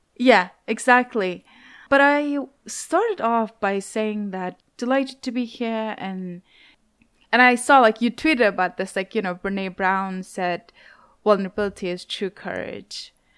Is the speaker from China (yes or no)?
yes; Urumqi, Xinjiang, China; moved away; also born or lived in Wuhan; I grew up in Xinjiang and, you know, I'm, I'm from Urumqi